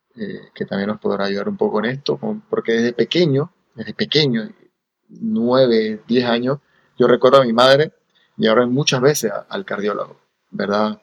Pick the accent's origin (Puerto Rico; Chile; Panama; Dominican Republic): Panama; born or raised there; moved away as an adult; also born or lived in Cagliari, Italy / Romania / Los Angeles, United States